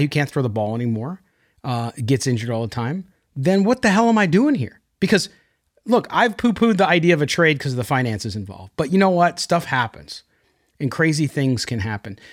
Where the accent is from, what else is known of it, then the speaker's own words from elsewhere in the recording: Park Ridge, Illinois, United States; moved away; I was born in Park Ridge, so Northwest suburbs.